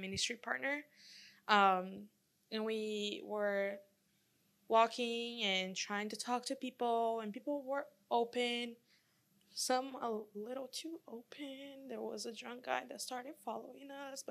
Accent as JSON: {"language": "English", "country": "Brazil", "moved": "yes", "lives_now": "United States", "said": "I'm from Brazil."}